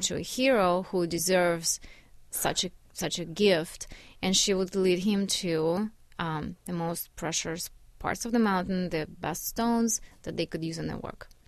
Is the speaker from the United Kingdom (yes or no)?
no; Yekaterinburg, Sverdlovsk Oblast, Russia; now in United States; Yekaterinburg, my town